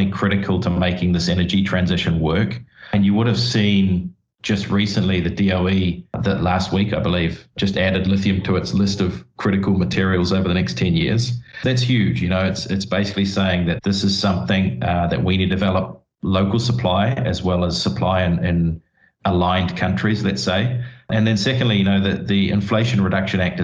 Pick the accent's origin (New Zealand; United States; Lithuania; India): New Zealand; I grew up in New Zealand